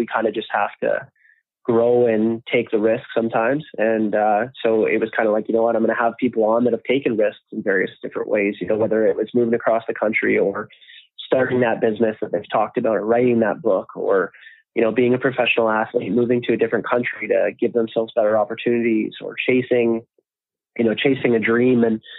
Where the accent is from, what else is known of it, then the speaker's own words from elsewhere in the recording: Canada; Myself being Canadian, fortunately, it was easier than it would have been if I was coming from somewhere else in the world